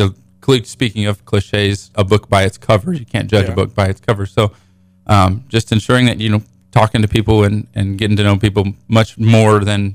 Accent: Frontenac, Kansas, United States; moved away as an adult; I moved from Frontenac to Springfield, Missouri, going to college, so that was a big transition moving to a bigger city than I'm used to.

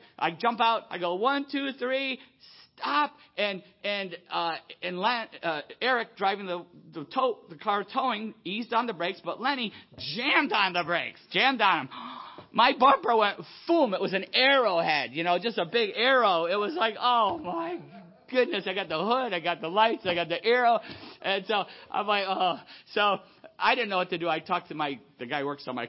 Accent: Buffalo, New York, United States; moved away; I grew up in Buffalo, you know, Niagara Falls

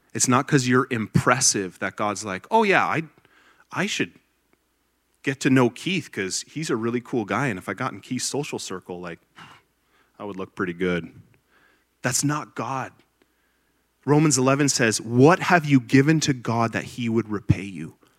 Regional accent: Grimsby, Ontario, Canada; moved away as an adult; now in Liberty, United States; I was born and raised in Grimsby, Ontario, Canada

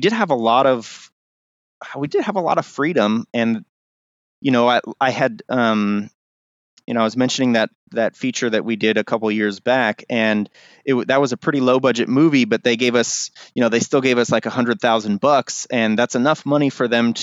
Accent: Pleasanton, California, United States; also born or lived in Los Angeles; I was raised up here in Pleasanton

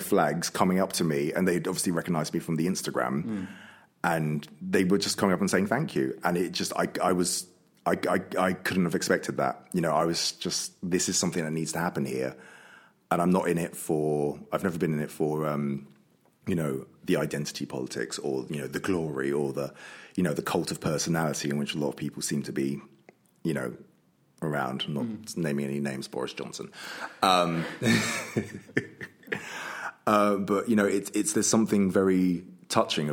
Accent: London, United Kingdom; moved away as an adult; now in Worcester, United Kingdom; I'm from London

